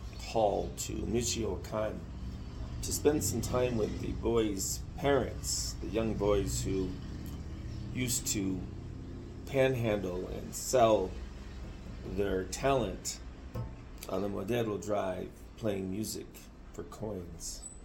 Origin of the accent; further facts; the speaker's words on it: Mexico; now in United States; What to do about it as a dual citizen Mexican who cares about Mexico? Because when I grew up in Mexico, when I was very young, when I used to come here from the States, I saw Mexico change over the last 40 years